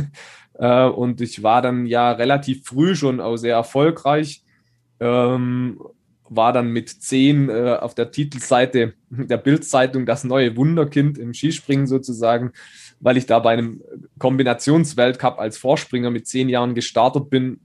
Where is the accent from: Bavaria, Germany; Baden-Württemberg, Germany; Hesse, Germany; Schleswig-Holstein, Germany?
Baden-Württemberg, Germany; Schonach